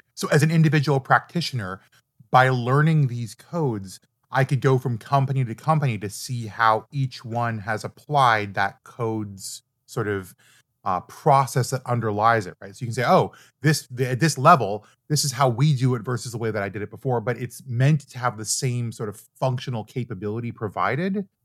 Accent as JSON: {"language": "English", "country": "Canada", "also_born_or_lived": "Toronto", "said": "I'm Canadian, we use Celsius"}